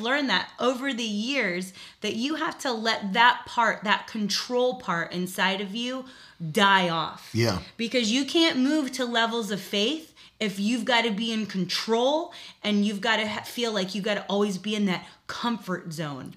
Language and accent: English; South Florida, United States; moved away as an adult; now in Virginia, United States; I lived in South Florida